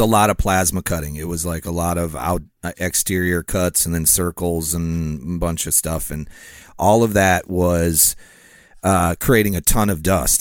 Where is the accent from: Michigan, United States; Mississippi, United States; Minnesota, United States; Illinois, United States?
Illinois, United States; Rockford; my hometown